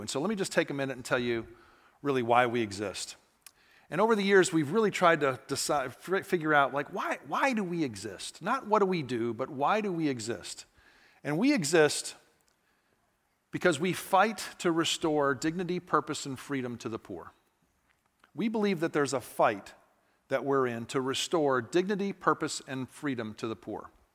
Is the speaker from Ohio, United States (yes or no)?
no; Atlanta, Georgia, United States; I'm from Atlanta